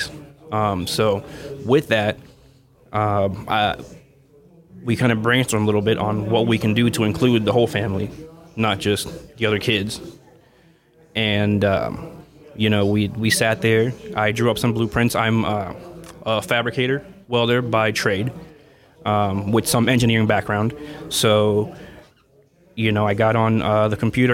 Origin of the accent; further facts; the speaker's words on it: Florida, United States; moved away; back in Florida, so in my home state